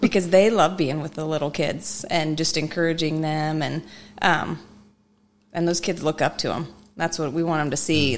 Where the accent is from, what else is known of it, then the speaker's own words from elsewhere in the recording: Mishawaka, Indiana, United States; I am originally from Mishawaka. I, um, I grew up there.